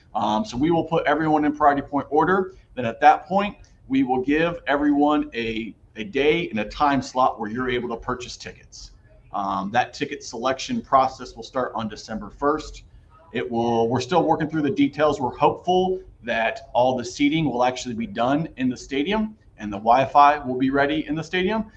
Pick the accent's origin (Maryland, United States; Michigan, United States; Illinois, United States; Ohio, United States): Ohio, United States; Columbus; moved away; I grew up in Columbus, Ohio, just outside of Columbus, Ohio